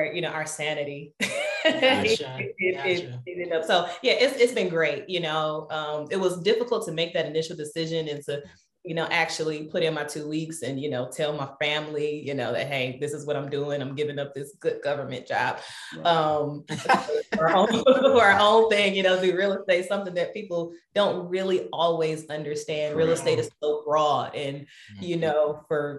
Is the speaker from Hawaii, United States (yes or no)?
no; Detroit, Michigan, United States; now in Madison, United States; I'm originally from Detroit, Michigan. So that's how I know Eric, went to high school together